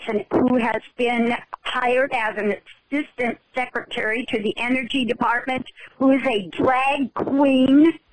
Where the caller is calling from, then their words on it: Tacoma, Washington, United States; I'm calling from Tacoma, Washington.